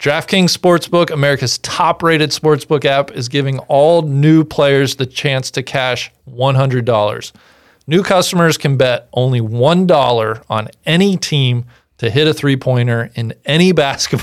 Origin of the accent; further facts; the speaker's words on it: Cincinnati, Ohio, United States; my time growing up in Cincinnati